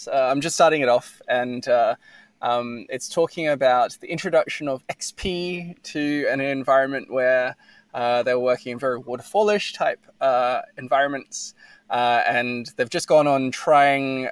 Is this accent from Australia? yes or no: yes; Australia; I'm Australian